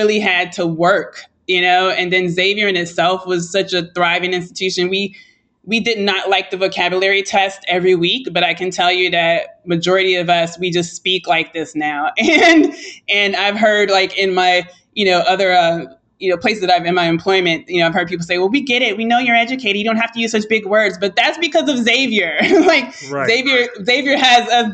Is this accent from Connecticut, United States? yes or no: no; Chicago, Illinois, United States; I'm from Chicago